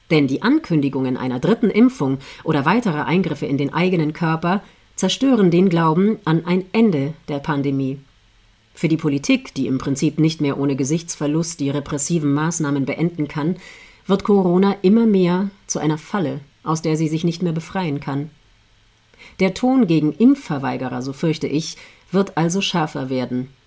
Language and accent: German; Austria; Deutschland ist da keine Ausnahme. In meiner Heimat Österreich lautete vor kurzem eine Nachricht bei ORF Online